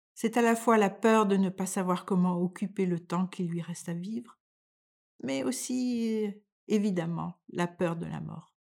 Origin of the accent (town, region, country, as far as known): France; moved away as an adult; now in Denmark